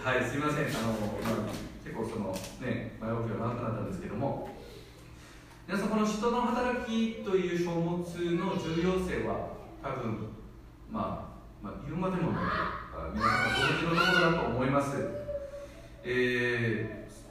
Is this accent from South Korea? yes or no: yes; South Korea; now in Japan; 自分の母国ではその韓国ではですね